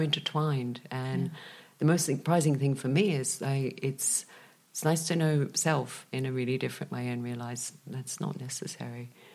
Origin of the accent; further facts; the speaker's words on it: Australia; moved away as an adult; now in Malaga, Spain; when I was young, growing up in Australia with a Czech father